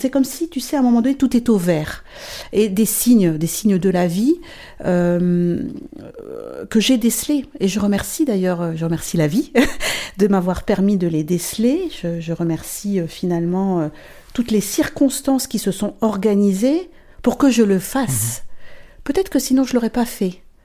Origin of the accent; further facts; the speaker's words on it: northern France, France; moved away as an adult; now in Luxembourg; je suis française, j'habite le Luxembourg maintenant depuis 24 euh, ans. Donc je viens du, nord de la France à la base. j'ai fait mes études là-bas, toute ma famille est, là-bas